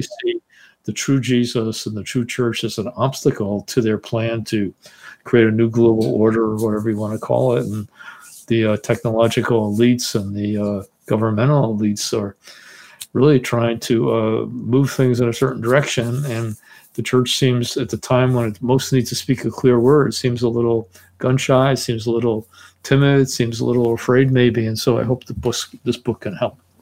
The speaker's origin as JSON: {"language": "English", "town": "Teaneck", "region": "New Jersey", "country": "United States", "tie": "born or raised there", "also_born_or_lived": "Bronx, New York City", "said": "I was born in New York City, in the Bronx, and grew up in Teaneck, New Jersey"}